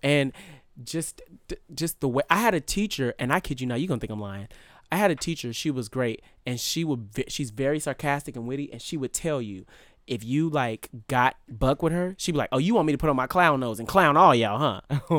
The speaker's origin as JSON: {"language": "English", "town": "Vallejo", "region": "California", "country": "United States", "said": "I'm from Vallejo."}